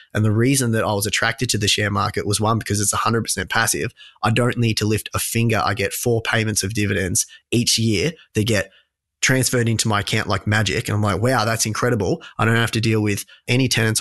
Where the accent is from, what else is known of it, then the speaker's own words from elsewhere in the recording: Australia; also born or lived in London; my hometown